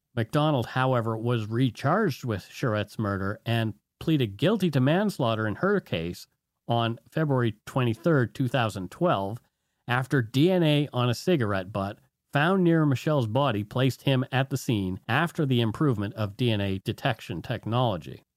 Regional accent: Bridgewater, Nova Scotia, Canada; my hometown, Bridgewater, Nova Scotia

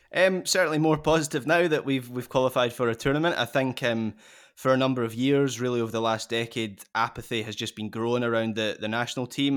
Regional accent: Scotland, United Kingdom; as a Scot

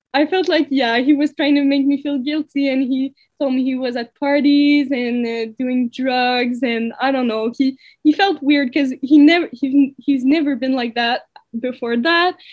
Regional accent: Waterloo, Quebec, Canada; moved away as an adult; also born or lived in Saguenay; now in Sherbrooke, Canada; I'm from Waterloo, but I've uh, I've studied in Saguenay

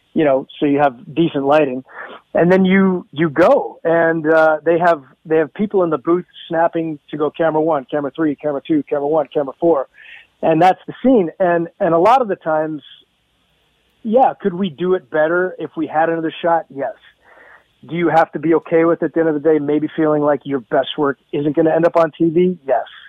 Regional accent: Hamilton, Ontario, Canada; moved away; I uh, miss my hometown

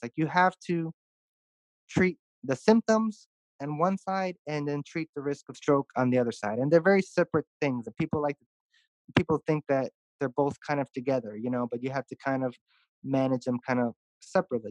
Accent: Chicago, Illinois, United States; moved away as an adult; also born or lived in St. Louis, Missouri; now in Houston, United States; I'm originally from Chicago, uh, born born and raised

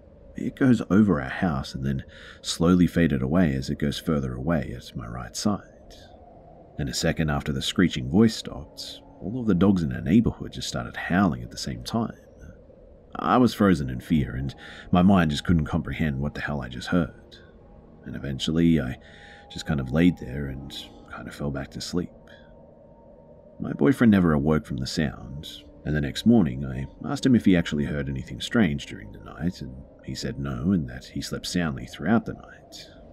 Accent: Malaysia; it's definitely not because I'm from Malaysia and we don't have foxes here.

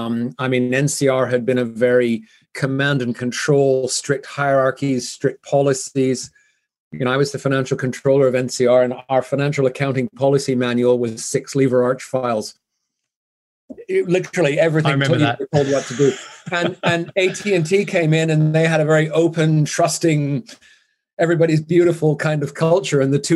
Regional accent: Vancouver, British Columbia, Canada; also born or lived in Zurich; now in Switzerland; So I'm originally from Canada, which explains the funny accent, although I've lived here for many years, so it's kind of softened.

